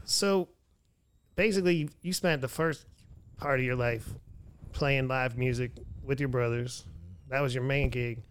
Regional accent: Pennsylvania, United States; now in Houston, United States; I was born in Pennsylvania, but I came to Texas

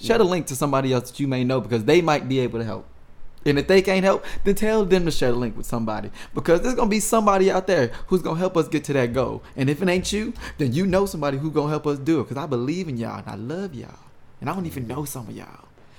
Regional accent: St. Louis, Missouri, United States; I mean, I'm from St. Louis. I'm Midwest.

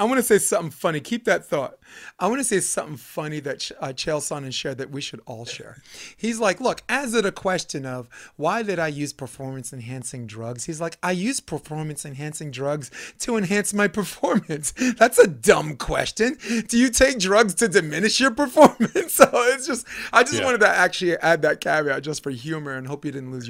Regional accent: New York City, New York, United States; I'm a New Yorker. Yeah. You know, I'm a kid from New York. So, you know, and I was once poor and now I'm making money.

